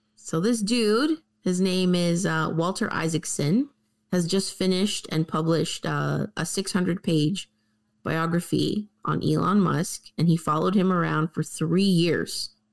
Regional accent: Canada; we're Canadian

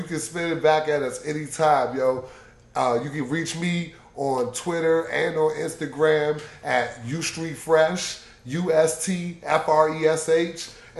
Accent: Detroit, Michigan, United States; It's not, but I'm from Detroit, so you know it's like 7:45.

